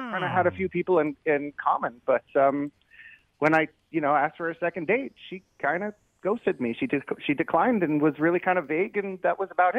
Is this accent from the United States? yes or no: yes; California, United States; I'm from California.